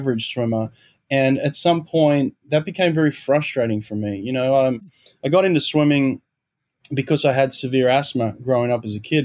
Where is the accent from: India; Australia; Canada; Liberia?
Australia; Sydney, New South Wales; moved away as an adult; also born or lived in Auburn, Alabama / Los Angeles; now in Delaware, United States; I grew up in Maroubra in Sydney.